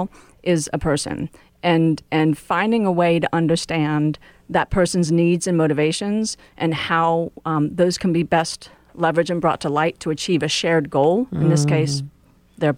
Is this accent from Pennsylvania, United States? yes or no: yes; outside of Philadelphia, Pennsylvania, United States; Growing up outside of Philadelphia, my mother was a real estate agent.